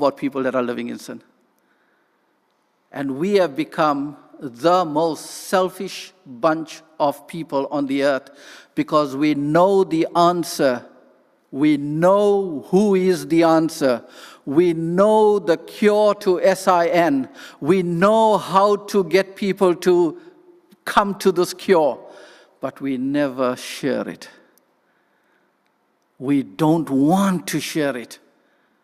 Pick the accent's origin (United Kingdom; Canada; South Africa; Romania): South Africa; first language English; moved away; I come from South Africa